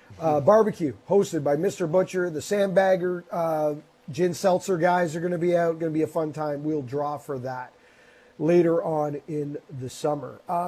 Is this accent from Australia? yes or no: no; Canada